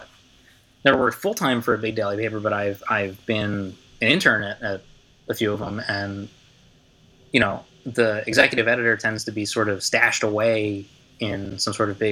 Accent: Philadelphia, Pennsylvania, United States; moved away as an adult; now in Miami, United States; which I'm from Philly. And after going to school to learn how to be a liberal journalist hack, came down back home to Philly to work for my local Alt Weekly.

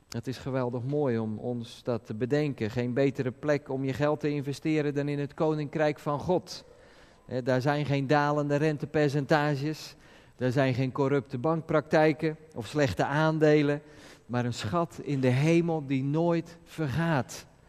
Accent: Netherlands; als Nederlanders

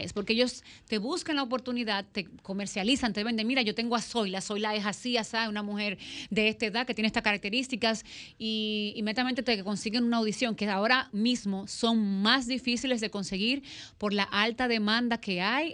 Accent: Dominican Republic; accent: Dominican; cómo se escucha el acento dominicano

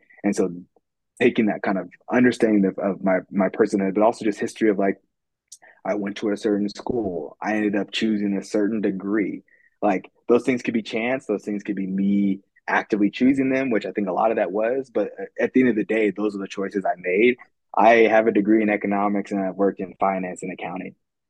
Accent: California, United States; I grew up in California, but we kind of moved around.

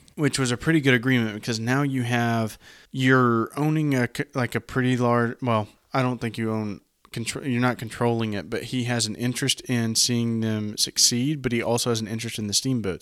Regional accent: the South, United States; accent: southern; My southern accent

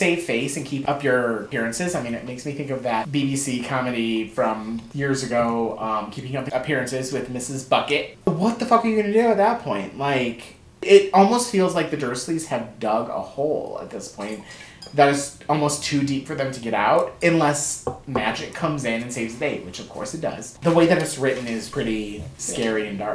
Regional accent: United States; since we're American

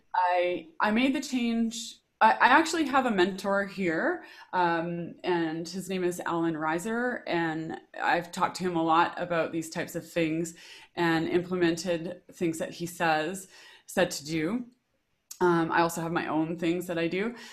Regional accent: Regina, Saskatchewan, Canada; I grew up in Regina, Saskatchewan

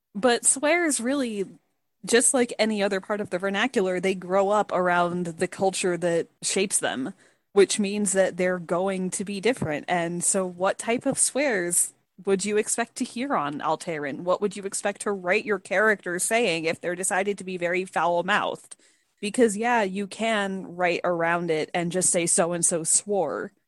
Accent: Tampa, Florida, United States; I was born and raised in the Tampa Bay area, which is a very large metropolitan area

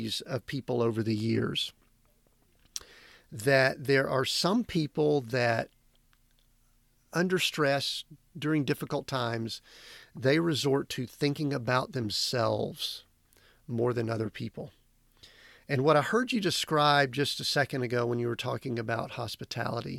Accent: the Southern Baptist part of the U.S., United States; I grew up in Southern Baptist part of the U.S.

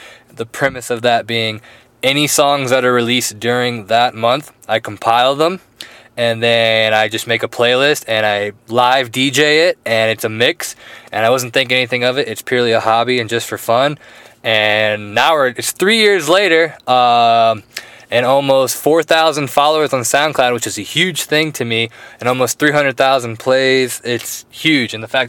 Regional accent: Florida, United States; I'm actually from Florida, but I've been hanging out with the Aussie Dylan

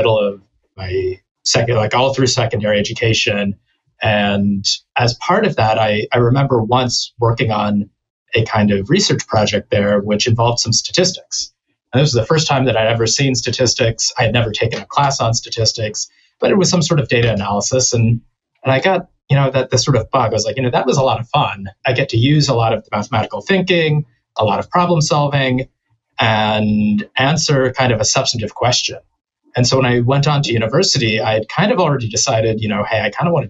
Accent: Texas, United States; I grew up in Texas

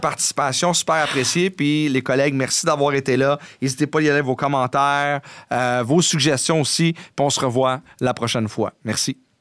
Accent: Montreal, Quebec, Canada; j'ai grandi dans la Côte des Neiges.

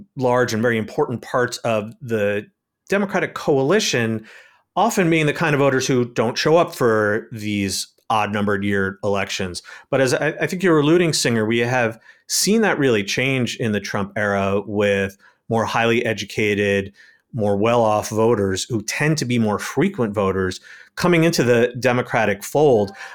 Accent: New York City, New York, United States; my hometown of New York City

